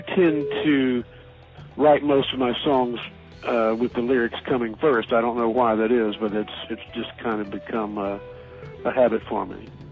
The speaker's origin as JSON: {"language": "English", "town": "Asheville", "region": "North Carolina", "country": "United States", "tie": "born or raised there", "said": "my hometown of Asheville, North Carolina"}